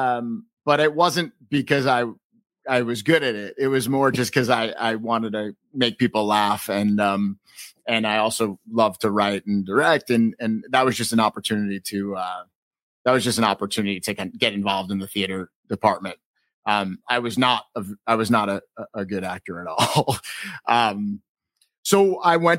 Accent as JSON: {"language": "English", "town": "New City", "region": "New York", "country": "United States", "tie": "born or raised there", "said": "I grew up in Rockland County, New York, in New City, not far from Muncie"}